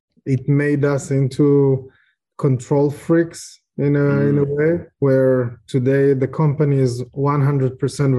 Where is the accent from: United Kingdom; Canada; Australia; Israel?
Israel; also born or lived in Ukraine; I was born in Ukraine, which became an interesting piece of information lately. I grew up in Israel. I moved when I was a child. I grew up in Israel.